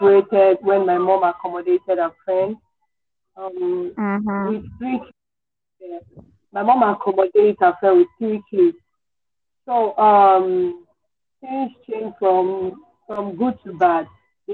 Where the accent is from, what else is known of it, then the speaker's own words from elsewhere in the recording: Ebonyi, Nigeria; I'm from Ebonyi State.